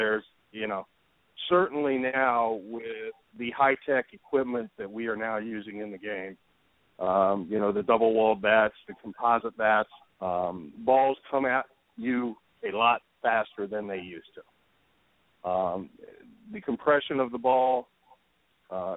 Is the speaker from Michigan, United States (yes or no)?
no; Ohio, United States; I grew up in Ohio